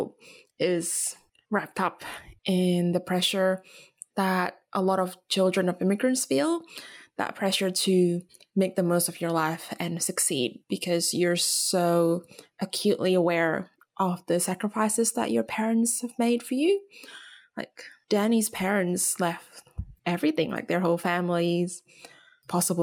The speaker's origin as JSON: {"language": "English", "country": "Indonesia", "tie": "born or raised there", "moved": "as an adult", "lives_now": "Australia", "said": "Growing up in Indonesia, obviously I was growing up in Asia"}